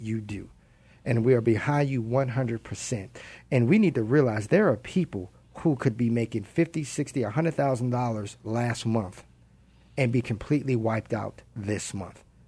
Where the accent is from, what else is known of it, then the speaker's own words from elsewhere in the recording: Baltimore, Maryland, United States; I'm from Baltimore